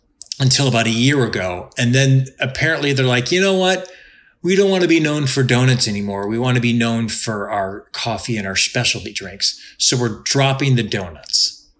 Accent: Cleveland, Ohio, United States; moved away; also born or lived in Chicago / New England; when I was growing up in Cleveland and then when I lived in Chicago.

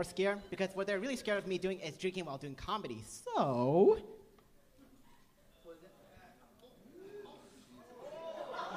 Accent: San Jose, California, United States; I was raised in San Jose, but I go to UCSB

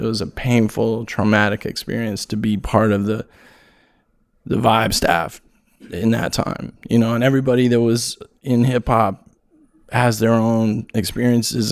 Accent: California, United States; I'm from California

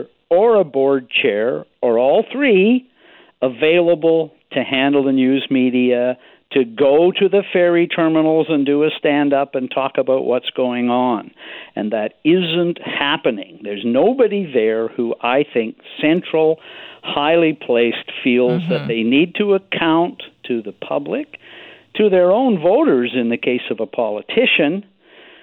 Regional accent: Nanaimo, British Columbia, Canada; when I was growing up in Nanaimo

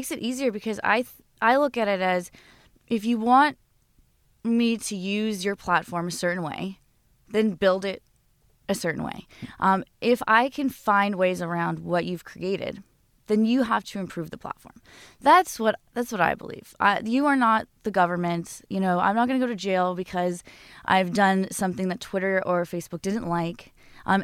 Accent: Las Vegas, Nevada, United States; also born or lived in Simi Valley; So I was born in Simi Valley, California, but I actually grew up in Las Vegas, outside of Las Vegas.

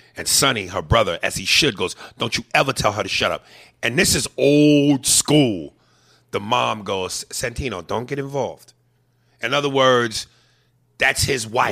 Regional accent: United States; I'm American

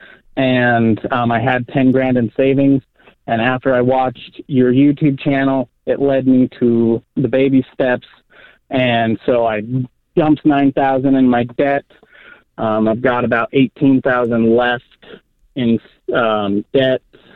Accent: Roosevelt, Utah, United States; I moved back to my hometown in Roosevelt, which is just a couple hours outside of Salt Lake

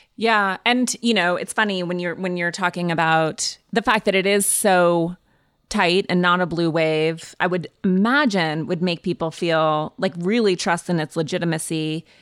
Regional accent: Montana, United States; I grew up in Montana

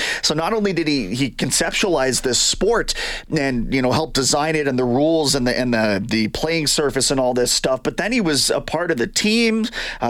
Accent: Canada; though I wish as a Canadian I could get eyes on it.

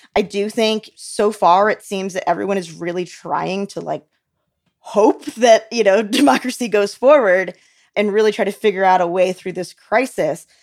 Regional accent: United States; I, as an American

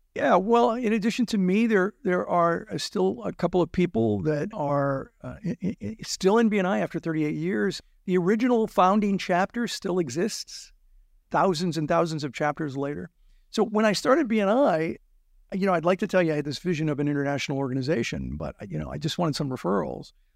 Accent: Azusa, California, United States; also born or lived in Pittsburgh / South Central Los Angeles; I grew up in Azusa, California, the Azusa area

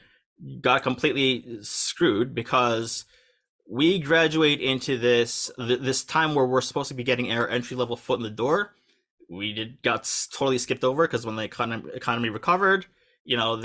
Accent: United States; moved away as an adult; also born or lived in New York; now in Tokyo, Japan; I'm, you know, U.S. born and raised, as you can tell by my accent

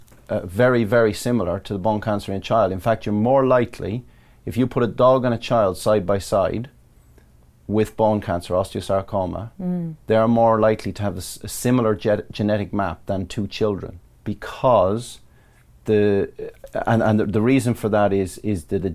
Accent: Ballyfin, Leinster, Ireland; now in Surrey, United Kingdom; I grew up in a place called Ballyfin in County Laois, Republic of Ireland

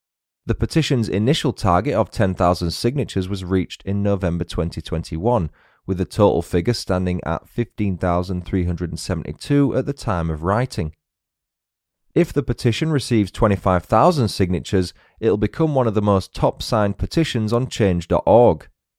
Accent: United Kingdom; As interesting as that is, I'm British, so it's interesting to hear some stories from closer to home.

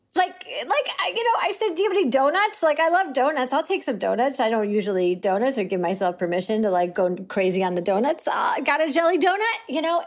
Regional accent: Syracuse, New York, United States; I grew up in Syracuse

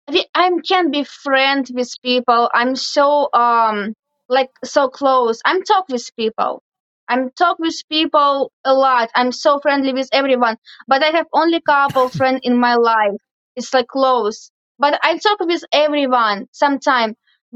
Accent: Tomsk, Krasnodar Krai, Russia; English is a second language; moved away as an adult; now in United States; I'm from Tomsk. I'm born from Tomsk. This is city near Black Sea.

